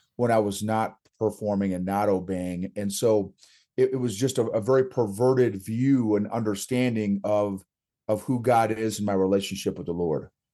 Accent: Oklahoma, United States; grew up in, in Oklahoma

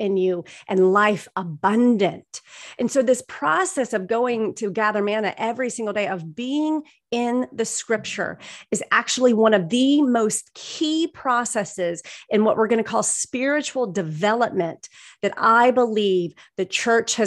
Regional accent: the South, United States; I'm from the South

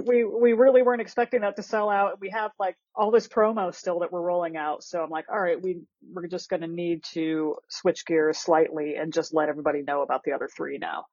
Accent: Akron, Ohio, United States; I grew up in Akron, Ohio

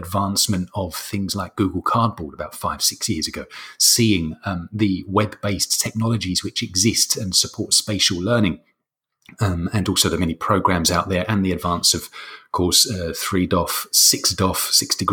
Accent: London, United Kingdom; now in Lecce, Italy; I'm from London originally, living in southern Italy, in a place called Lecce.

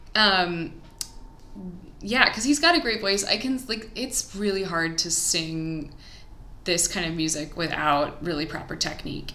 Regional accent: Columbia, Missouri, United States; my hometown columbia missouri

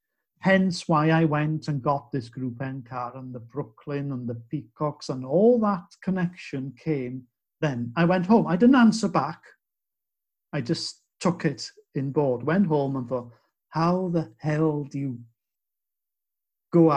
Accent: Wales, United Kingdom; I was from Wales and very, very white and naive and shy

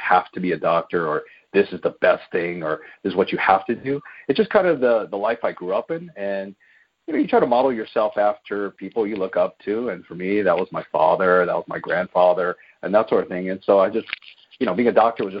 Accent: Baltimore, Maryland, United States; moved away as an adult; now in Southern California, United States; I was born and raised in Baltimore, Maryland. I did all of my schooling there

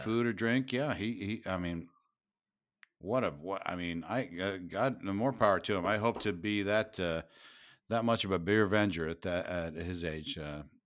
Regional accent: United States

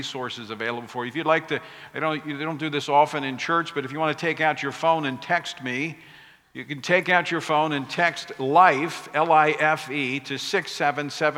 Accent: Oklahoma, United States; now in Louisiana, United States; I grew up in Oklahoma, so not too far from here.

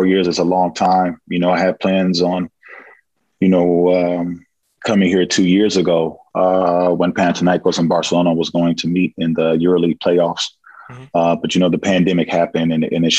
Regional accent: California, United States; moved away as an adult; now in Greece; being born and raised in California and also, you know, staying up in the northern part of California for a part of my life

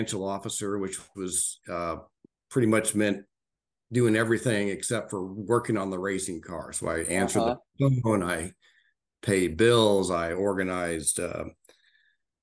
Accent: Indianapolis, Indiana, United States; now in Westfield, United States; I grew up in the northern edge of Indianapolis

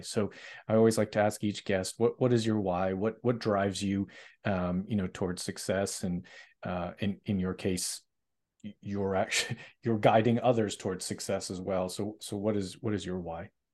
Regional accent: Boston, Massachusetts, United States; I'm from Boston, Massachusetts

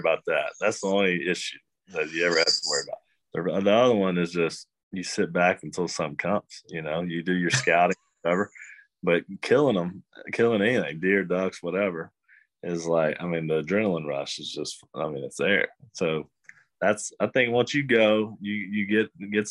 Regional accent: right outside of Athens, Georgia, United States; moved away as an adult; growing up in Georgia, they don't have that. Or, you know, right outside of Athens

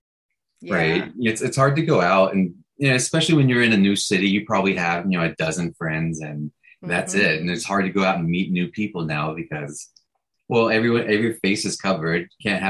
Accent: Chattanooga, Tennessee, United States; moved away as an adult; now in San Francisco, United States; I'm originally from Tennessee, Chattanooga, Tennessee.

